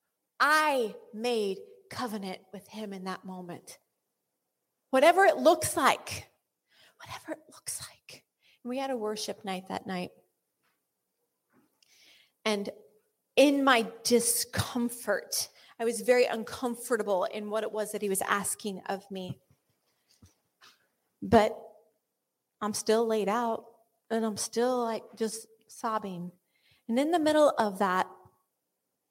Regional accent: United States; I'm American

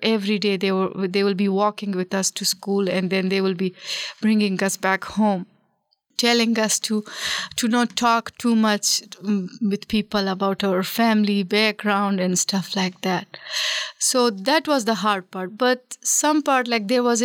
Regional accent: Afghanistan; as soon as we told our name they will be asking us oh where are you from and we told them we are afghans from afghanistan

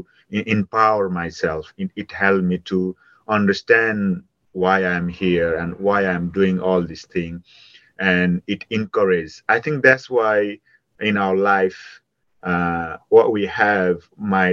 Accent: Nepal; moved away; growing up in Nepal

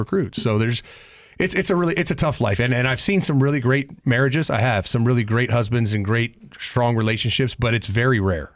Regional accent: Columbus, Ohio, United States; I was born and raised in Columbus

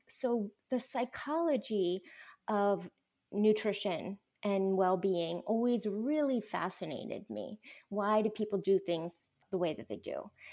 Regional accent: Lancaster, Pennsylvania, United States; moved away as an adult; also born or lived in Minneapolis / Boston / Atlanta; now in Dallas, United States; I was born and raised in Lancaster, Pennsylvania

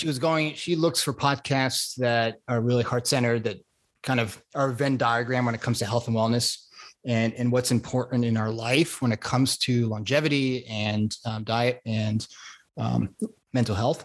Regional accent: South Florida, United States; moved away as an adult; also born or lived in Connecticut / Long Island Sound; now in Santa Barbara, United States; I was born in Connecticut, grew up on Long Island Sound and South Florida. I went to school back in Florida, college, UF, and also high school

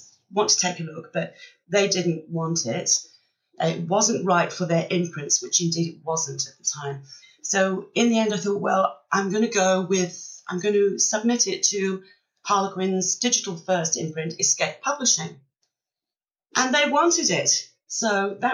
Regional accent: Wales, United Kingdom; moved away as an adult; also born or lived in Australia; now in Western Australia, Australia; I was born and brought up in Wales, but I've been here in Australia 21 years now

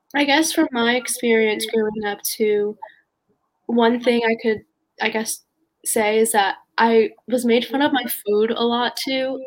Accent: Raleigh, North Carolina, United States; growing up in North Carolina

